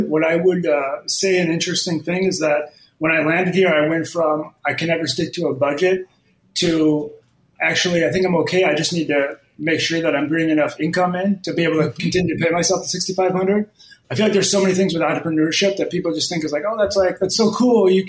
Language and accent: English; Midwest, United States; So I moved from the Midwest uh, about six months ago, and uh, it was just like I've never moved anywhere uh, outside probably a 20 mile radius